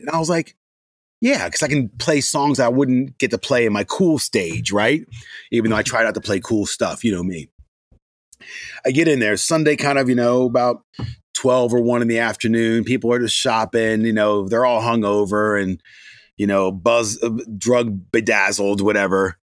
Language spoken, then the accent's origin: English; Gaithersburg, Maryland, United States; I grew up in Gaithersburg, Maryland.